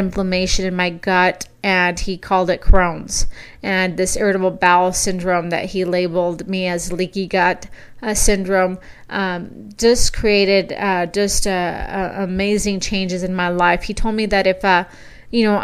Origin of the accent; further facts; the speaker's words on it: South Texas, United States; moved away as an adult; now in Boise, United States; where I was raised in South Texas.